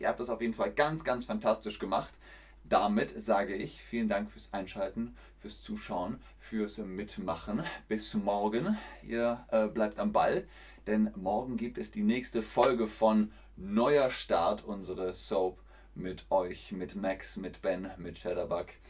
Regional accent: Cologne, North Rhine-Westphalia, Germany; Da bin ich geboren in dieser Stadt. Das ist Kölle, das ist meine Heimatstadt

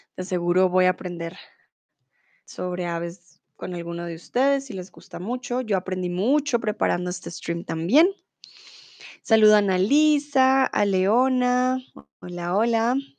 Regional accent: Bogotá, Colombia; soy de Colombia, de Bogotá

